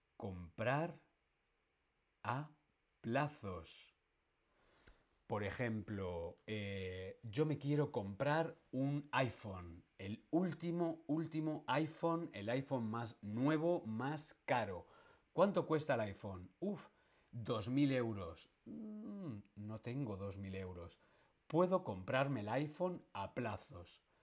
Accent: Madrid, Community of Madrid, Spain; a los que somos de Madrid se nos llama castizos

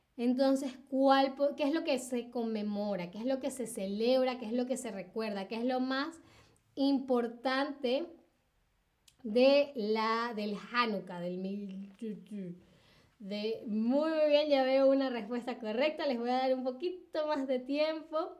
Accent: Caracas, Capital District, Venezuela; Caracas, mi ciudad natal

